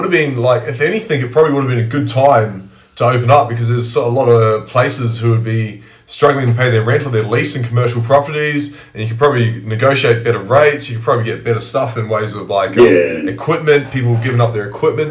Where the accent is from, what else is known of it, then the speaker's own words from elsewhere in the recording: Tairua, Waikato, New Zealand; also born or lived in Tauranga / Thames; now in Perth, Australia; I grew up most of my time in New Zealand. Like, I was born in Tauranga, but Tairua out on the Coromandel Peninsula